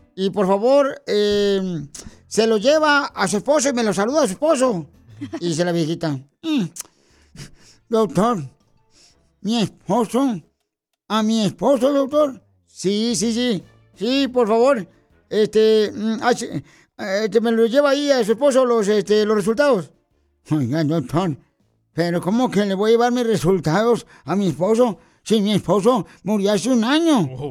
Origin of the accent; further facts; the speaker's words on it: Michoacán, Mexico; now in United States; yo soy de Michoacán, Michoacán, Casimiro.